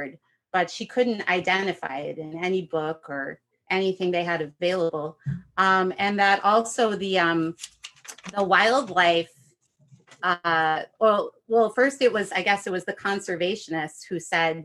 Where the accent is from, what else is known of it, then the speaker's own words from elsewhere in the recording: Chicago, Illinois, United States; moved away; where I grew up in the Chicagoland area.